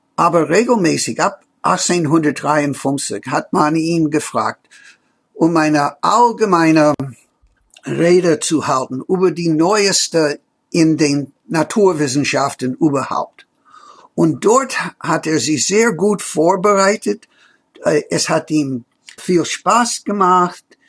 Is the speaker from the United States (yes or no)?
yes; United States; German is a second language; bei uns in Amerika